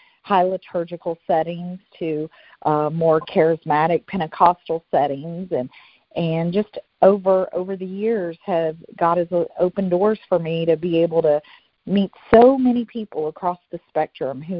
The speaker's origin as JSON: {"language": "English", "town": "Atlanta", "region": "Georgia", "country": "United States", "tie": "born or raised there", "also_born_or_lived": "Memphis, Tennessee / Nutbush, Tennessee", "said": "I'm originally from Memphis, Tennessee. My grandmother lived in Nutbush, Tennessee, which I'm from. And we moved to the Atlanta area when I was in third grade"}